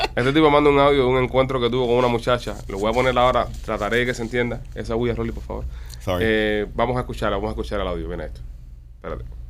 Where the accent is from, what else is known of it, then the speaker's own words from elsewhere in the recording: Cuba; así como somos nosotros los cubanos